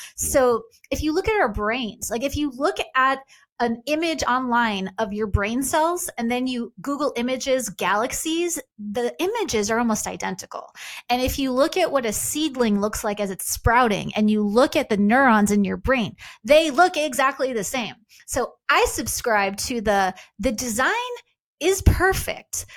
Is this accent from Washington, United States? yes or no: no; Long Island, New York, United States; I was raised Jewish on Long Island